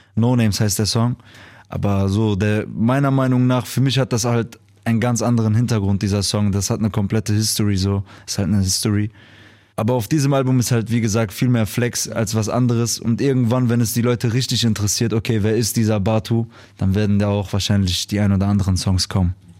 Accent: Duisburg, North Rhine-Westphalia, Germany; dass ich aus Duisburg komme, weil man wird halt groß mit diesen Leuten

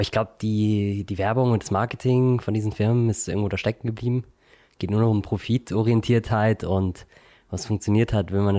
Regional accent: Munich, Bavaria, Germany; also born or lived in Vienna; ich komme aus München und Wien.

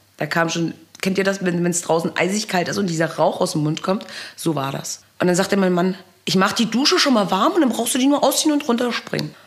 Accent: Wehr, Baden-Württemberg, Germany; now in Pöthen, Germany; Ich bin zweisprachig aufgewachsen und habe auch noch dieses italienische Temperament, komme aber ursprünglich aus Wehr im Baden

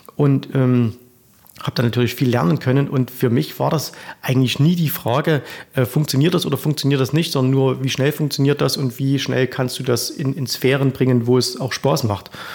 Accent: Zwickau, Saxony, Germany; accent: Saxon; ich komme aus oh. der Stadt des Trabants, aus Zwickau, 50 Kilometer weiter äh, Richtung Westen

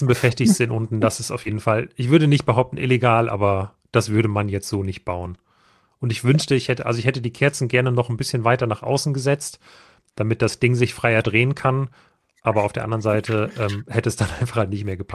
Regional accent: Saxony, Germany; Ich bin Erzgebirgler und kann sagen, es dreht sich richtig rum.

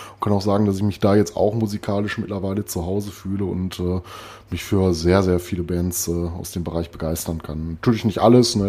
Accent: Recklinghausen, North Rhine-Westphalia, Germany; moved away; meine alte Heimat Recklinghausen

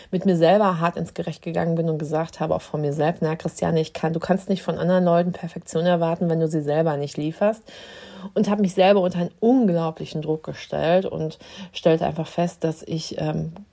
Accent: Dortmund, North Rhine-Westphalia, Germany; moved away as an adult; Also ich bin aus Dortmund vor zwölf Jahren hier hochgekommen nach Dithmarschen und habe hier am Westküstenklinikum in Heide angefangen, in der Abteilung der Anästhesie zu arbeiten.

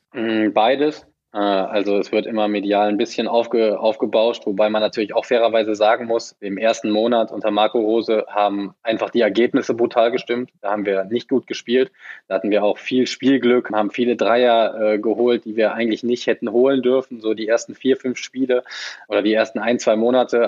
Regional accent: the West, western Germany, Germany; Ich bin voll ein Kind des Westens habe mein ganzes Leben lang hier gespielt

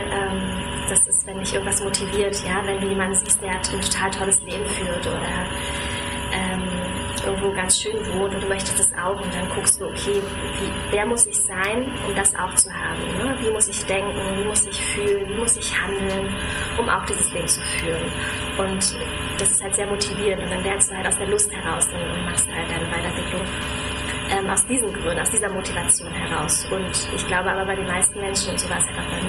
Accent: Berlin, Germany; Ähm, ich wohne in Berlin, ich komme aus Berlin, bin hier geboren und aufgewachsen und ja, lebe und arbeite hier.

